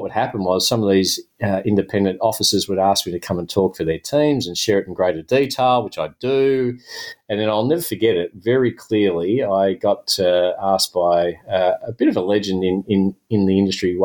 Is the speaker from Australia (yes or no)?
yes; Melbourne, Victoria, Australia; my hometown of Melbourne